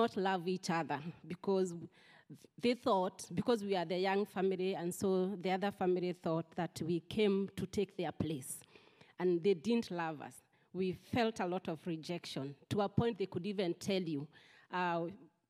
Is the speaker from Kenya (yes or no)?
yes; Central Kenya, Kenya; moved away; I come from Kenya, central part of Kenya, and I'm from a family of 20 children